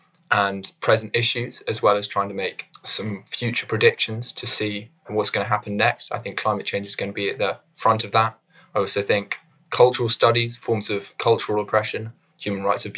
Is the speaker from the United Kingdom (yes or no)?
yes; London, United Kingdom; I'm from London and I'm studying English at Cambridge.